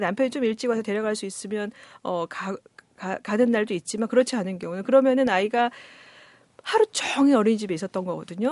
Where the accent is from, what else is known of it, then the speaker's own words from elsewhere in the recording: Jeonju, North Jeolla, South Korea; moved away; 저는 집이 전주인데